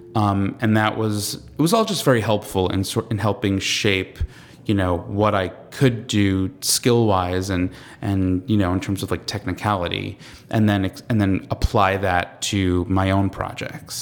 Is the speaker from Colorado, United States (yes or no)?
no; Long Island, New York, United States; I'm from, I'm from Long Island, so I'm peripherally from New York